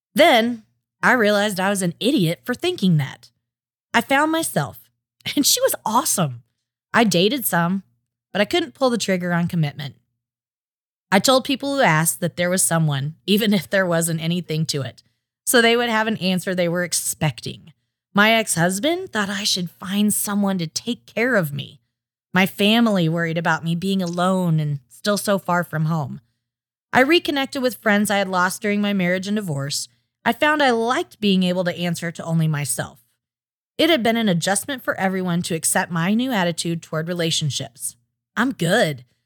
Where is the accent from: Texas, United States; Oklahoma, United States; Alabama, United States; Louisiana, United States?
Oklahoma, United States; I was raised in Oklahoma